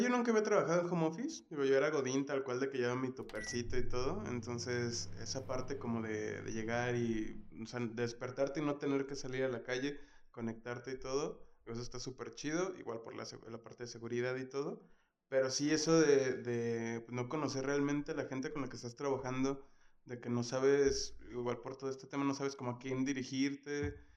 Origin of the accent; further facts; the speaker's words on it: Guadalajara, Jalisco, Mexico; De Guadalajara también